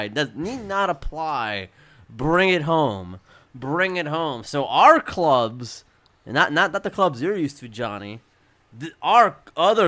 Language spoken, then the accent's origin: English; Florida, United States; I'm from Florida, and things operate a little differently here